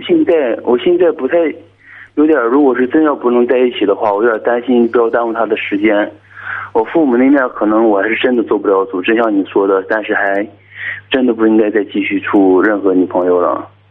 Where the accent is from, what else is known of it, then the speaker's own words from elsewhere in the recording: Dalian, Liaoning, China; 我是大连的